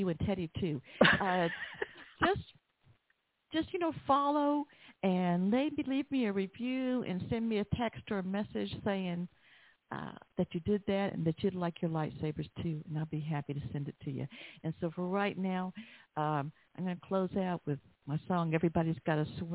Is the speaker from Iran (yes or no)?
no; Atlanta, Georgia, United States; growing up in Southeast Atlanta